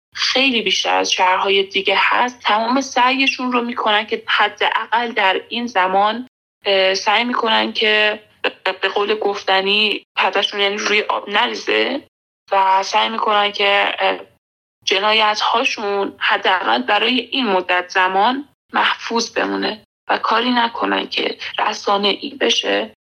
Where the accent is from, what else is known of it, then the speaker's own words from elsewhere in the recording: Iran; moved away as an adult; also born or lived in Afghanistan; now in Kabul, Afghanistan; من در ایران بزرگ شدم یعنی من افغانستان به دنیا اومدم